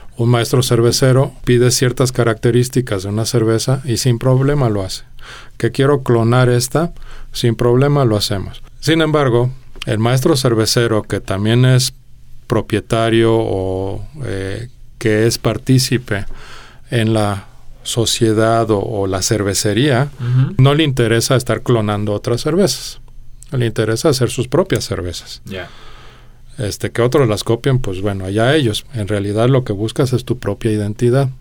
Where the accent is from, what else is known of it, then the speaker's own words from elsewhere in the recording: Mexico City, Mexico; moved away as an adult; also born or lived in Denmark; yo nací en Dinamarca, pero a los dos años nos mudamos a México este, por unas oportunidades de trabajo, este, no mías, pero de mis papás. Y entonces, pues, a esa edad no tienes mucha voz y voto, más bien acompañas a donde vas, ¿no? Este, Llegamos a, a, la Gustavo madero ahí fue donde, donde yo me crié en realidad